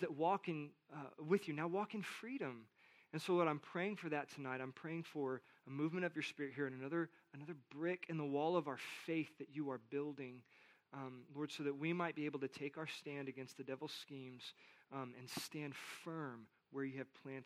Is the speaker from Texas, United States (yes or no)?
yes; South Texas, United States; I grew up in South Texas.